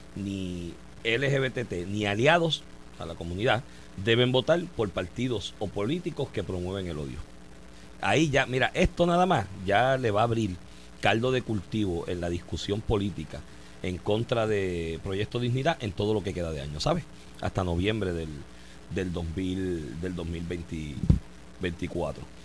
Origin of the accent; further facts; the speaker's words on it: Comerío, Puerto Rico; yo soy de Comerío